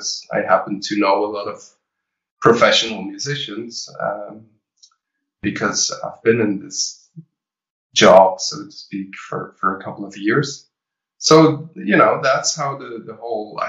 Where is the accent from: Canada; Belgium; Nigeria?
Belgium; I started the pop rock department for two different music academies here in Belgium.